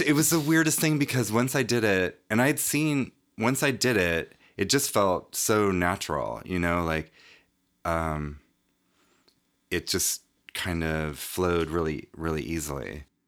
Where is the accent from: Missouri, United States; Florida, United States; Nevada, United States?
Nevada, United States; Reno; I grew up in Reno, Nevada